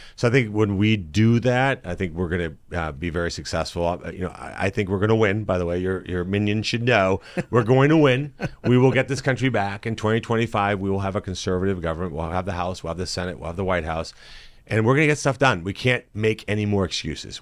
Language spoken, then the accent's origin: English; South Florida, United States; born or raised there; moved away as an adult; also born or lived in South America / Michigan / Boston / North Olmsted